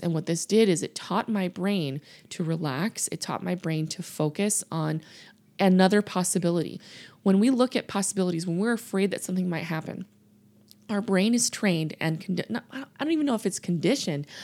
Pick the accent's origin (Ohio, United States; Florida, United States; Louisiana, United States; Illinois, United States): Louisiana, United States; I grew up in the South. I grew up in Louisiana